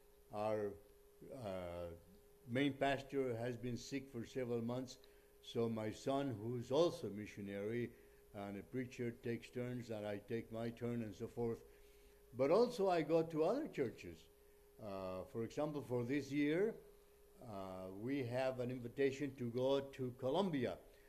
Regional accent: Honduras; English is a second language; All the staff that works here, and I came from Honduras, and put the program in front of us so we know what we're doing.

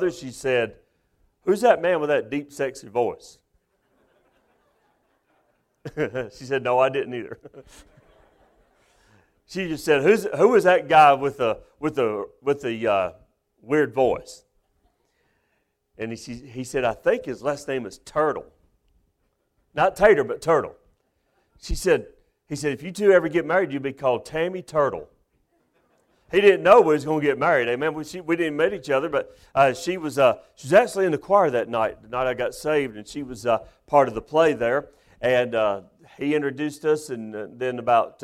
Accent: Westfield, North Carolina, United States; also born or lived in Mount Airy (Mayberry), North Carolina; I'm originally from Westfield

